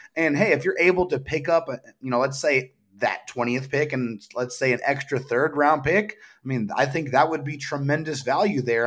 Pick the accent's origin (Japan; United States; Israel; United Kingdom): United States; San Diego, California; I am from San Diego, born and raised